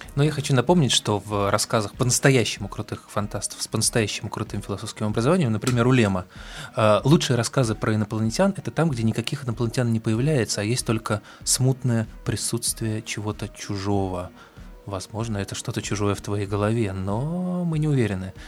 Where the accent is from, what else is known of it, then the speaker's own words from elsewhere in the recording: Moscow, Russia; мы, москвичи